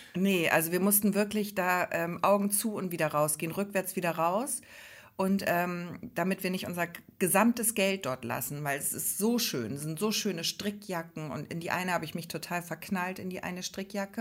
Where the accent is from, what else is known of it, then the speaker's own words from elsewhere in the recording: Hamburg, Germany; also born or lived in Grömitz area, Schleswig-Holstein; now in Schleswig-Holstein, Germany; Ich bin ja eigentlich aus Hamburg